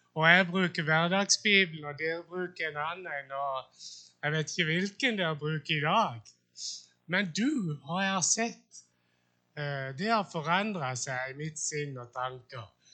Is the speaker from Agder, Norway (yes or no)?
yes; Sjøllingstad, Agder, Norway; jeg vokste opp på Sjøllingstad